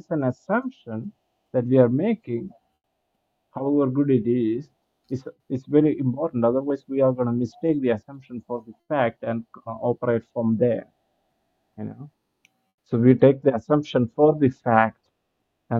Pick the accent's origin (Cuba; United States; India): India; I'm coming from India and from the cultural setup that we have